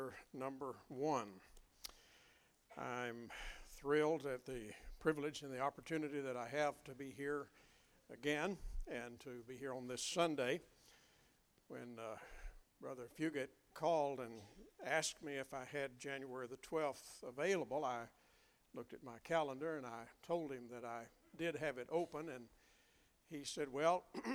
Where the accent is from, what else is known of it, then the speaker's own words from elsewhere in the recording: Western Kentucky, United States; growing up in Western Kentucky